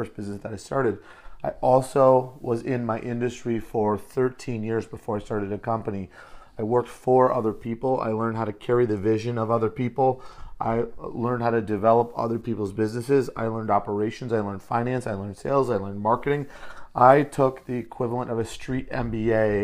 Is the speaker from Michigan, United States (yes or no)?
yes; Detroit, Michigan, United States; now in San Diego, United States; I'm originally from Metro Detroit. I bring a little Motor City hustle to what I do. Live in San Diego now today